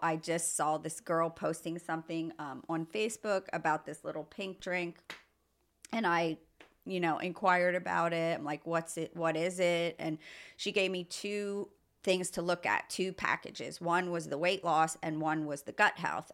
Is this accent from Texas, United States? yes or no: no; Lebanon, Pennsylvania, United States; also born or lived in Philadelphia / Phoenixville / Ohio; I grew up in Pennsylvania my whole life, basically Mount Gretna, Lebanon.